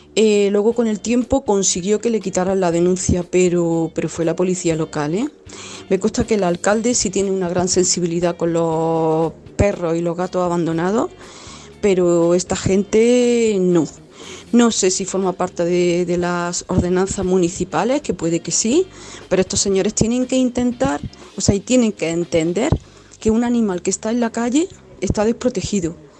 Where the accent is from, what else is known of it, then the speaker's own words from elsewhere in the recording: Granada, Andalusia, Spain; yo vivo aquí en este pueblo, no soy de Cuyar Vega, pero soy de Granada